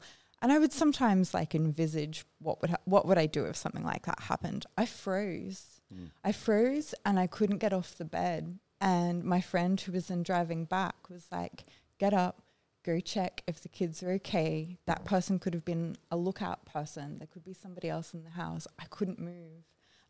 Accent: Brisbane, Queensland, Australia; also born or lived in Groote Eylandt; Sort of in another suburb, just up the way, more middle class suburb.

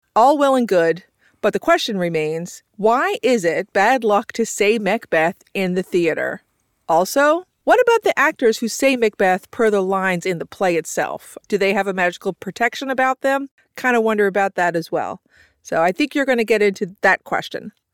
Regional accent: Newfoundland and Labrador, Canada; a sister and brother team hailing from the island of Newfoundland.

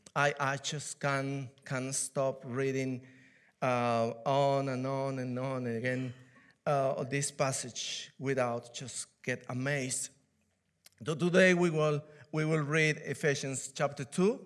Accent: Peru; English is a second language; now in United Kingdom; I'm from Peru. I was born in Peru, in South America

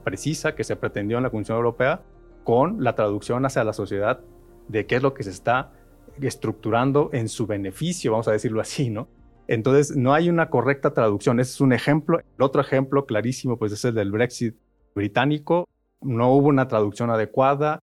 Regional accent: Mexico; como sociedad mexicana

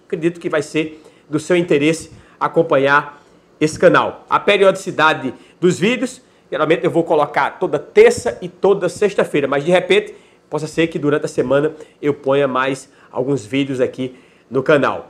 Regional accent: Campina Grande, Paraíba, Brazil; eu sou aqui de Campina Grande, na Paraíba

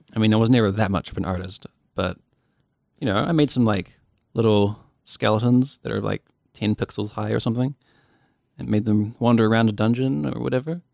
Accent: Dunedin, Otago, New Zealand; born and raised in Dunedin

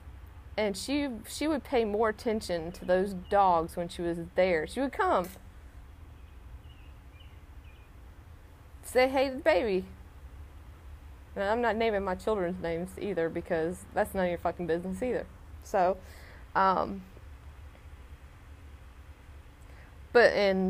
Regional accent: Salisbury, North Carolina, United States; also born or lived in Asheville, North Carolina; I was adopted by my grandparents who lived in Salisbury. So I grew up my whole life in Salisbury

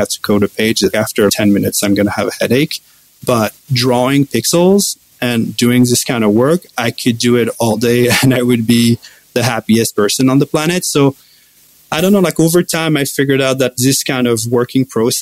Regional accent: France; moved away as an adult; now in Vancouver, Canada; I'm originally from France, and I moved in Vancouver in 2008

